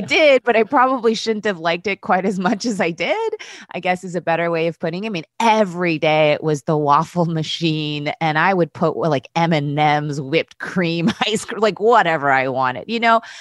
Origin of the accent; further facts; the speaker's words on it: United States; I'm Korean American